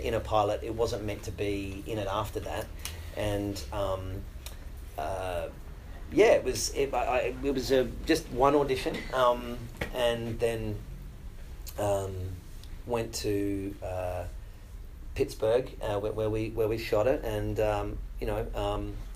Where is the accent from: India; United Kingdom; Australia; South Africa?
Australia; moved away as an adult; now in Los Angeles, United States